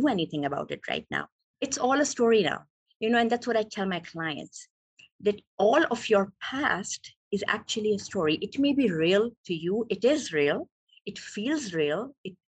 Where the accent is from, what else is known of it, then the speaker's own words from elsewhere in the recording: Pakistan; moved away as an adult; now in California, United States; I'm originally from Pakistan, so I became a doctor there. And after becoming a doctor, I came to US